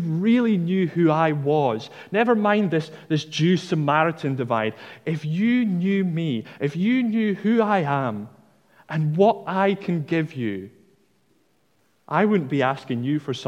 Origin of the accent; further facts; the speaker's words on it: Dundee, Scotland, United Kingdom; I'm from Dundee, and I have a tendency to drop my T's in the middle of words